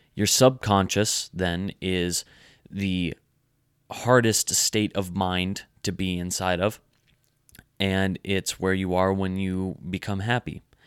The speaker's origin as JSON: {"language": "English", "country": "United States"}